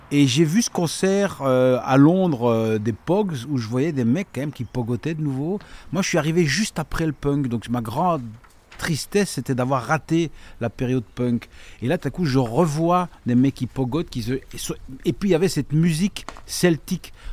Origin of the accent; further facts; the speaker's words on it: La Calamine, Wallonia, Belgium; also born or lived in Liège; je viens de la Calamine